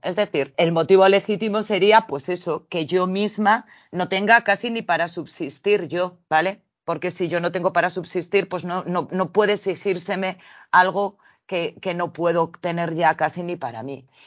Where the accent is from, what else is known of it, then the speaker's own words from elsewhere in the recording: Spain; dado que vivimos en España, somos españoles